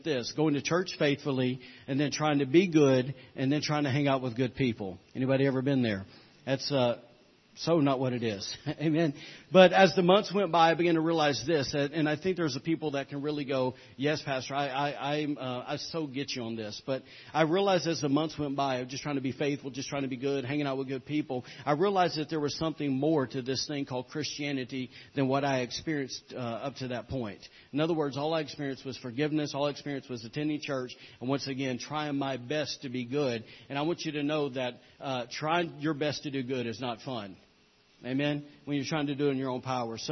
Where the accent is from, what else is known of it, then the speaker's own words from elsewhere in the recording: the Bible Belt, the South, United States; accent: Southern; moved away; as you guys can tell by my accent, I didn't grow up around here. I grew up in the Bible Belt